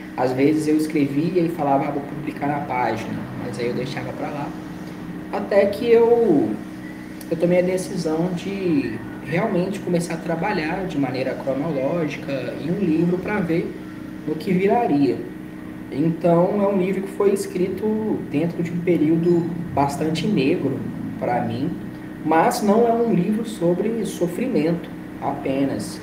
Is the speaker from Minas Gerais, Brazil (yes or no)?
yes; Belo Horizonte, Minas Gerais, Brazil; E eu sou mineiro de Belo Horizonte, tenho 28 anos